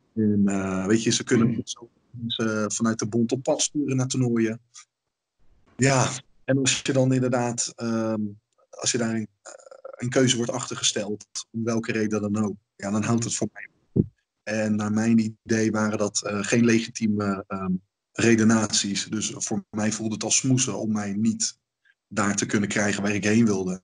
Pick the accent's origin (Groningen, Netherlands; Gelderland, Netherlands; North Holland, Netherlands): Gelderland, Netherlands; Ede; mijn ouders hebben toen een hele school in Ede gevonden. Eh, dat is, dat waar ik vandaan kom